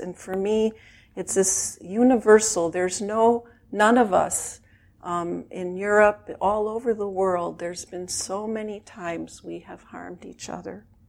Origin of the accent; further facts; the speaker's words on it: Chicago, Illinois, United States; I grew up in Chicago in a very traditional Jewish family